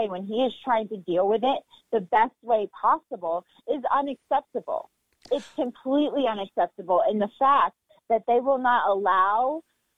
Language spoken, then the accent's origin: English; New York City, New York, United States; I'm a native New Yorker. Born and raised in New York